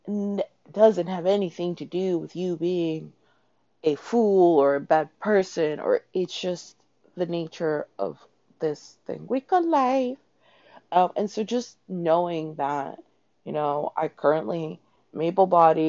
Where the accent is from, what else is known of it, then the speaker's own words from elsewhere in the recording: Toronto, Ontario, Canada; now in New York City, United States; I grew up in Toronto.